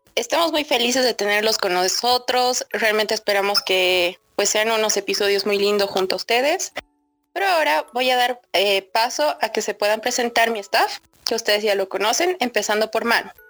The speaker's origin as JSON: {"language": "Spanish", "country": "Bolivia", "said": "soy de Bolivia, tengo 23 años"}